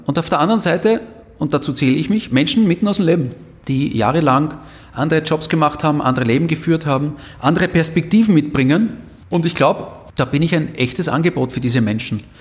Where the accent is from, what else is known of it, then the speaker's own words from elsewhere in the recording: Vienna, Austria; als echter Wiener, der ich bin